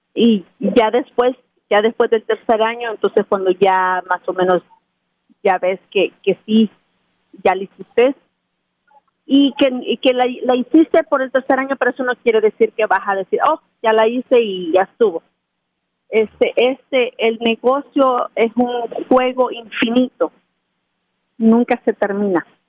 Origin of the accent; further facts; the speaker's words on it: Santiago Texacuangos, San Salvador, El Salvador; moved away; yo crecí en un pueblo de El Salvador que se llama Santiago Texacuangos.